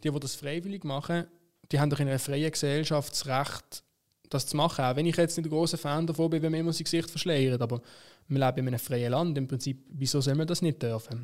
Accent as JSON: {"language": "German", "region": "Basel-Stadt", "country": "Switzerland", "said": "bei uns in Basel-Stadt"}